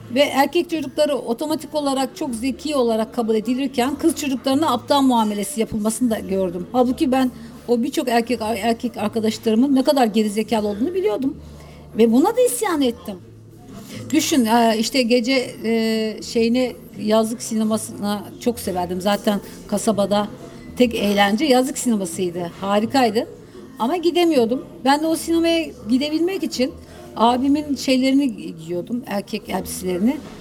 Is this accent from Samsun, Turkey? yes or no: yes; Terme, Samsun, Turkey; yaşadığım küçük bir kasabaydı. Ee, terme, Karadeniz'de küçük, deniz kıyısına yakın